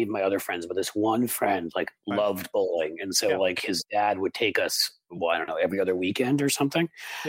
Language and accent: English; New York City, New York, United States; I didn't grow up in the Midwest. I grew up in New York City